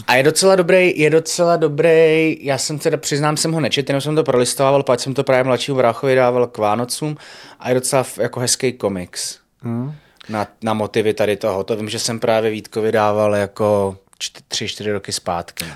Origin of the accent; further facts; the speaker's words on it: Prague, Czechia; jako Pražák